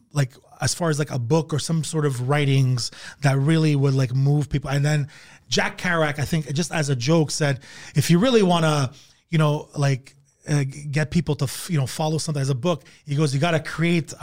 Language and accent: English; Canada; I'm actually Canadian